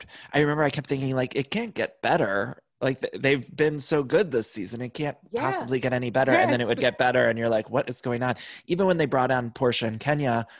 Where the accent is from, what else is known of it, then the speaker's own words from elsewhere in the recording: Cleveland, Ohio, United States; I'm from Cleveland, and it's like I ride hard for Cleveland